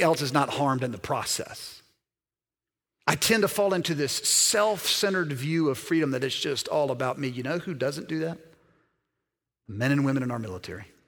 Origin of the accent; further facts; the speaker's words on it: Alabama, United States; also born or lived in Mississippi; Born in Mississippi, raised primarily in Alabama